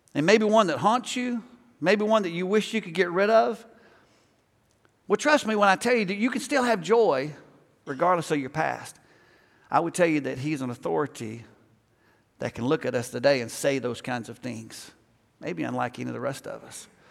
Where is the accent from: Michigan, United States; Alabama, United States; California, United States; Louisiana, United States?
Alabama, United States; moved away; I grew up in Alabama